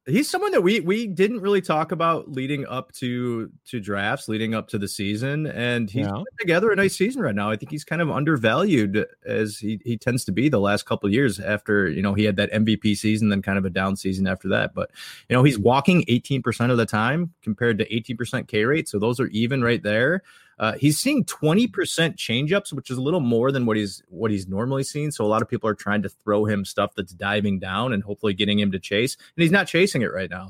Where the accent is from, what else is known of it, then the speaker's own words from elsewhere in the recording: Detroit, Michigan, United States; we're from Detroit